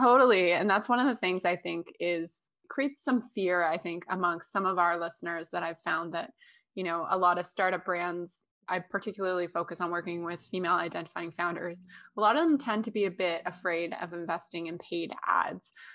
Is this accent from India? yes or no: no; Canada; I'm from Canada